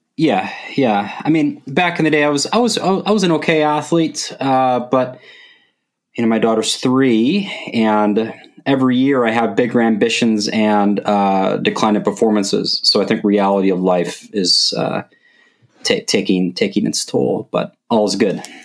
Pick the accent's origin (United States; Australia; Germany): United States; Wisconsin; now in Madison, United States; when I got to move to Madison, because I'm from Wisconsin